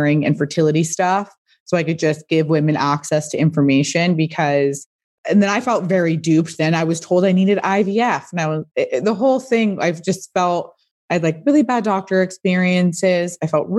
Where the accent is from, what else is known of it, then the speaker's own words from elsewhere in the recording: Pasadena, California, United States; I grew up in Pasadena, which is a suburb